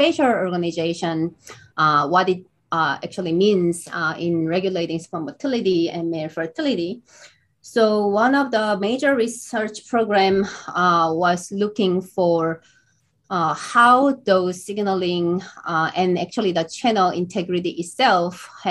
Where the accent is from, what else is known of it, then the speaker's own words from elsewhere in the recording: Seoul, South Korea; moved away as an adult; also born or lived in Boston, United States; So I was born in Boston, US, but grew up, in South Seoul, South Korea